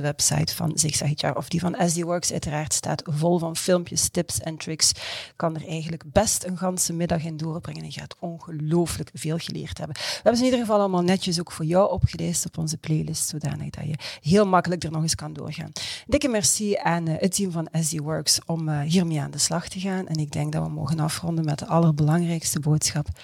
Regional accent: Belgium; als Belg

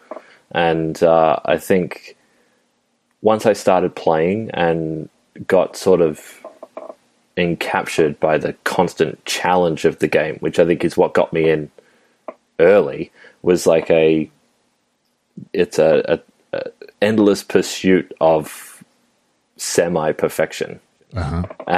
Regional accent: Melbourne, Victoria, Australia; someone who grew up in Melbourne

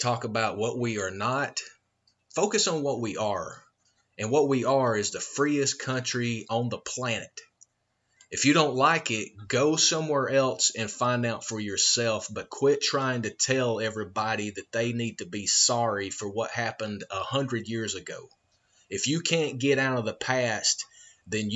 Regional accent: Georgia, United States; moved away as an adult; also born or lived in outside Atlanta; it probably gives it away from my accent, I am born and raised a country boy from Georgia

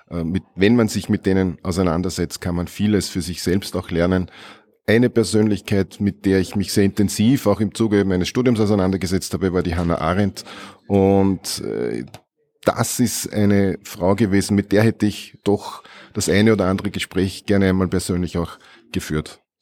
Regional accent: Andorf, Upper Austria, Austria; bin allerdings auch seit 1991 in meiner Heimatgemeinde in Andorf im Gemeinderat bzw. Ersatzgemeinderat immer gewesen.

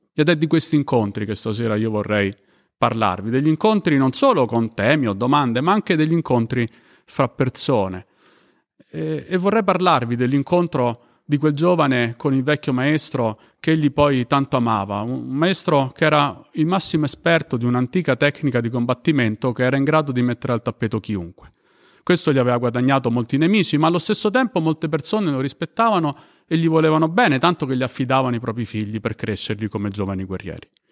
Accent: Rome, Lazio, Italy; io sono di Roma

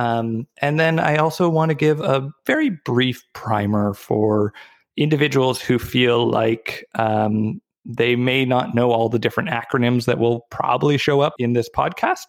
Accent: Victoria, British Columbia, Canada; also born or lived in Vancouver; So I was born and raised in Victoria

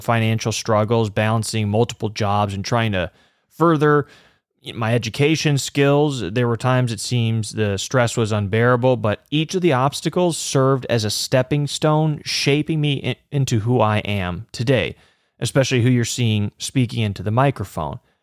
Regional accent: Chicago, Illinois, United States; I'm from the Chicagoland area

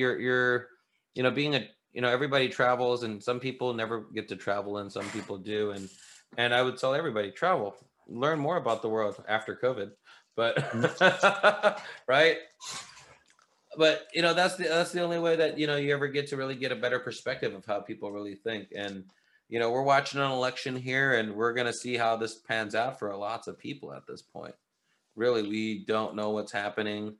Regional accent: St. Louis, Missouri, United States; I'm from St. Louis

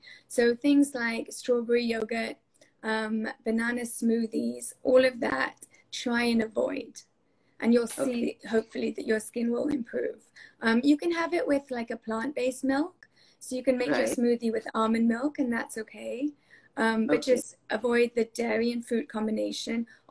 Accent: England, United Kingdom; moved away; I grew up in England and during my time at university over there

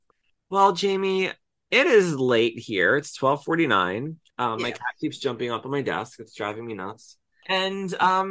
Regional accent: New Jersey, United States; also born or lived in Philadelphia; now in Cherry Hill, United States; I grew up in South Jersey, spent almost 20 years in Philly, and now live in Cherry Hill. So I relate so much to both of you as locals and your accents.

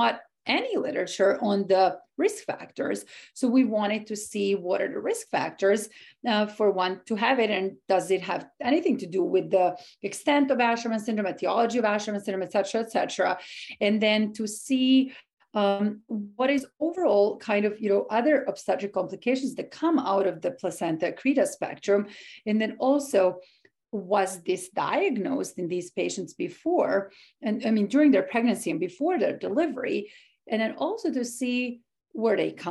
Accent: Serbia; moved away as an adult; also born or lived in Boston area, Massachusetts, United States; now in Washington, D.C., United States; I'm originally from Serbia in Eastern Europe. I came to this country 10 years ago.

